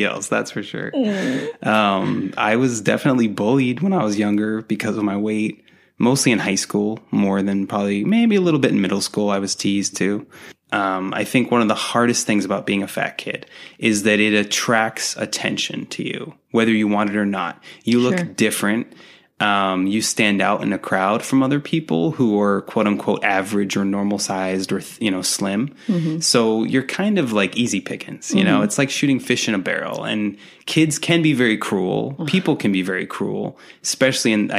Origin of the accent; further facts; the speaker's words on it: Dartmouth, Massachusetts, United States; accent: Boston; moved away; I'm from Dartmouth, Mass, originally.